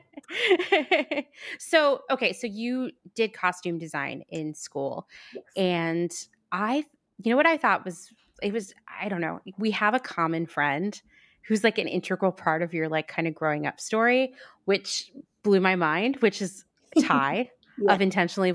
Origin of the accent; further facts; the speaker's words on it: Pennsylvania, United States; I grew up in Pennsylvania where it was a law that you had to take home ec